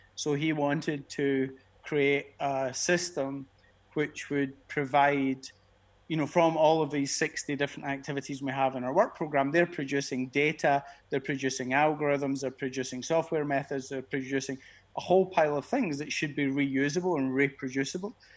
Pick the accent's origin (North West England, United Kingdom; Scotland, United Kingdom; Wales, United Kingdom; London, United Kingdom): Scotland, United Kingdom; Glasgow; moved away as an adult; now in Geneva, Switzerland; I'm a Glasgow guy. Being being Scottish